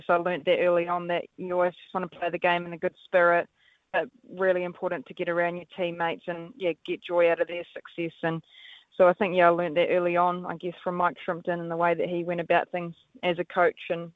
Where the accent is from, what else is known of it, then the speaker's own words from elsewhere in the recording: New Zealand; Kiwi child, that we got to play backyard cricket.